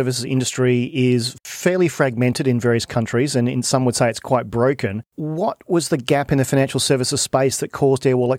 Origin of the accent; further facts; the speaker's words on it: Australia; moved away as an adult; also born or lived in Sydney; I'm Australian